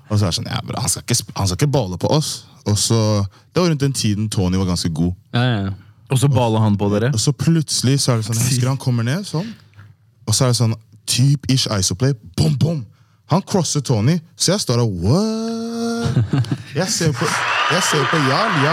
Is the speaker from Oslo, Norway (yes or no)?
yes; Persbråten, Oslo, Norway; Jeg er fra Persbråten.